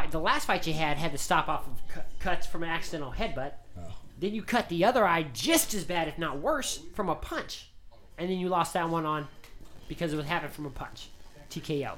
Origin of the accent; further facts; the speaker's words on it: Las Vegas, Nevada, United States; I grew up in Las Vegas